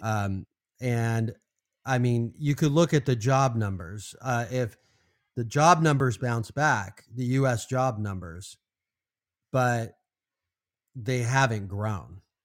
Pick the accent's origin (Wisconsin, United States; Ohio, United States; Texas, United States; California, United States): California, United States; now in Arizona, United States; growing up in California